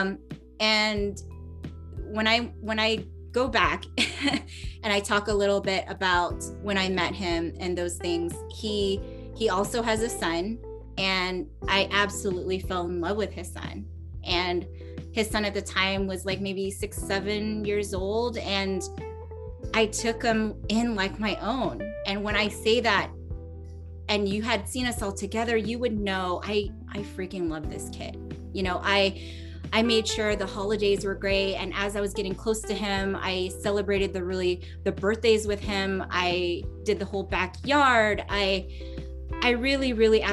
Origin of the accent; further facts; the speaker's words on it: San Diego, California, United States; moved away as an adult; also born or lived in Los Angeles / Bay Area; I'm from San Diego